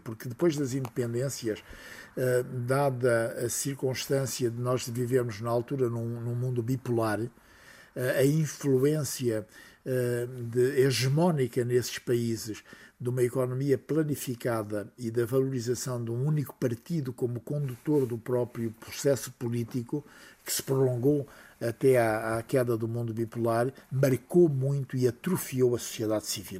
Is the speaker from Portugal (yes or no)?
yes; Portugal